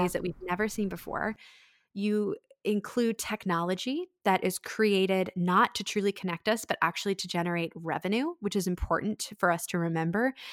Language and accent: English; Annapolis, Maryland, United States; my hometown of Annapolis